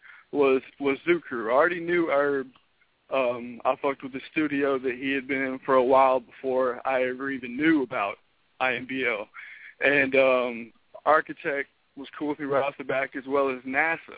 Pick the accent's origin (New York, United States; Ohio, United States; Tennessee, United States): Tennessee, United States; Memphis; also born or lived in Mississippi; I'm from Memphis.